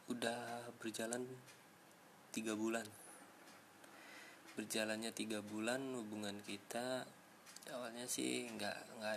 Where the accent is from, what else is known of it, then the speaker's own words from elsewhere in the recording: Sumatra, Indonesia; now in Bogor, Indonesia; Gue tinggal di daerah Kabupaten Bogor sekarang Gue merantau sih Asal gue Sumatera